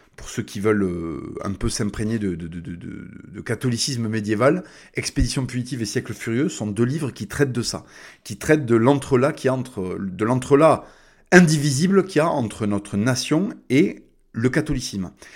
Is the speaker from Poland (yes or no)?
no; France